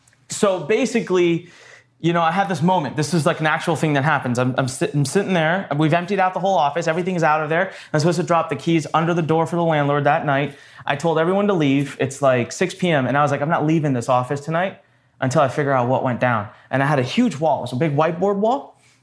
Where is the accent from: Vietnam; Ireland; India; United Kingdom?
India; North India; now in Maryland, United States; I am originally from India.